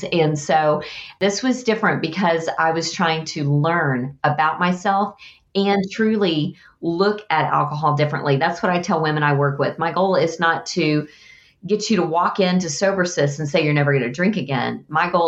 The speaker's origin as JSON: {"language": "English", "region": "Texas", "country": "United States", "said": "I'm a Texan."}